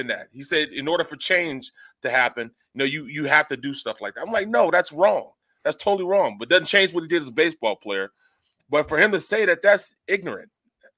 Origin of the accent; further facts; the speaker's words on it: St. Louis, Missouri, United States; moved away; I was from St. Louis